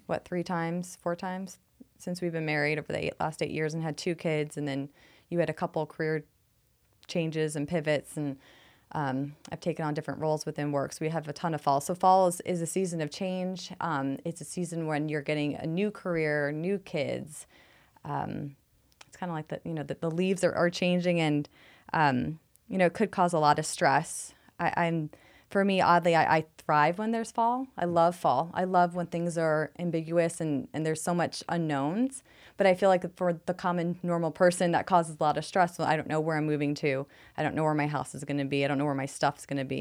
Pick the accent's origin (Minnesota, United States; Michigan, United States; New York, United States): New York, United States; New York City; moved away as an adult; now in Phoenix, United States; I'm from New York City